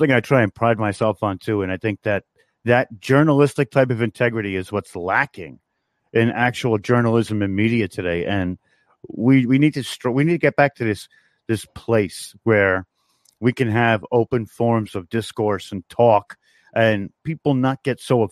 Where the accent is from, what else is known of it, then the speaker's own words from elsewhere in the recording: New York, United States; I come from New York.